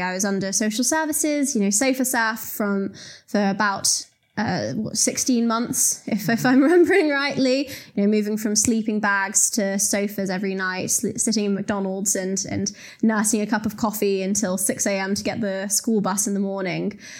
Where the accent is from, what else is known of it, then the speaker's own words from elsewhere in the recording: Telford, West Midlands, United Kingdom; I grew up in Telford in the West Midlands